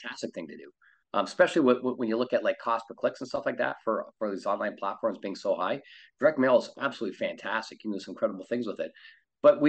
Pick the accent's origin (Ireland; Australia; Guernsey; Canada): Canada; moved away as an adult; now in California, United States; I'm from Canada. I live in California.